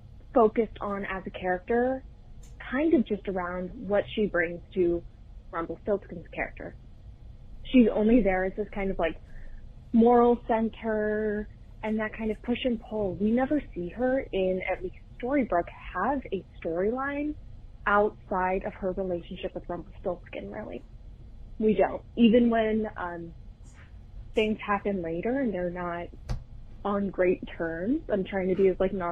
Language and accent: English; Texas, United States; from Discord. I'm also from Texas.